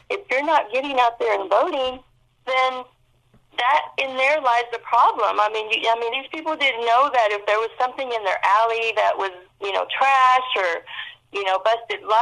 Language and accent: English; Fort Worth, Texas, United States; moved away as an adult; I was away from Fort Worth for over 20 years and I came back about eight years ago and came to my hood which is south side of Fort Worth